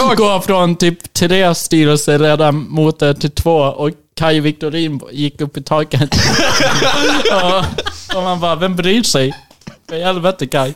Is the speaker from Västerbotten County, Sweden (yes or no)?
yes; Umeå, Västerbotten County, Sweden; växte jag upp i Umeå